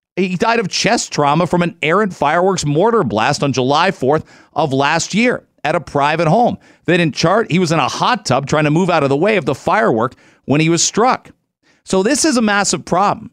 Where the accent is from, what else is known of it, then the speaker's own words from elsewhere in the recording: London, Ontario, Canada; I was a massive Michigan fan growing up in London, Ontario